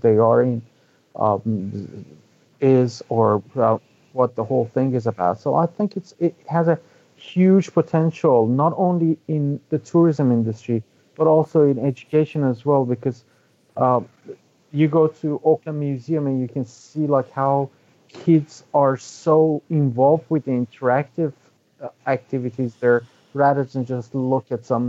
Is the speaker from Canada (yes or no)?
no; Iran; also born or lived in London; now in New Zealand; I'm from Iran, and I grew up in Iran. I studied in London, and then I came here